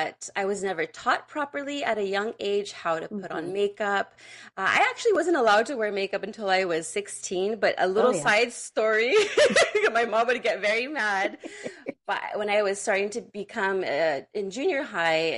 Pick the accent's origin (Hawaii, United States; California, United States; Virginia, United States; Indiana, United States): California, United States; San Francisco Bay Area; I'm also from the Bay Area.